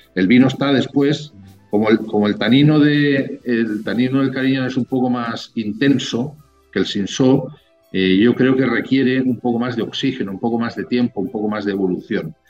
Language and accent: Spanish; Spain; moved away as an adult; now in Chile